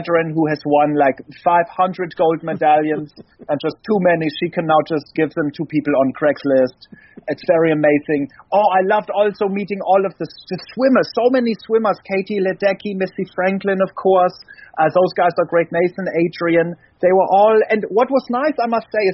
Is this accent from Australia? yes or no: no; Germany; I'm from Germany